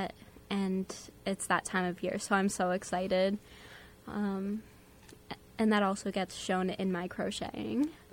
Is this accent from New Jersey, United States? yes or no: no; Southport, Connecticut, United States; I'm from Southport, Connecticut